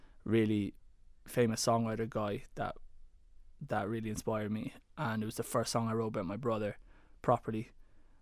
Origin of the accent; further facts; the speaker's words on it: Waterford, Munster, Ireland; growing up in Waterford